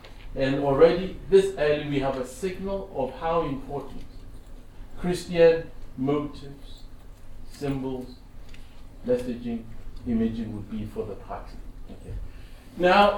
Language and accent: English; Ghana; And as a Ghanaian, I'm very keenly aware of how spirituality informs our very notions of power.